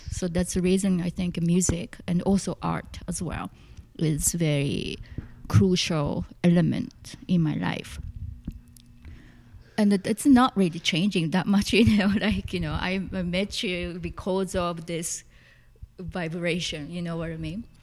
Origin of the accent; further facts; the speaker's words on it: Tokyo, Japan; English is a second language; so yeah, I came here from Tokyo. Tokyo. Yep. And uh, at the time, I I really couldn't speak that much English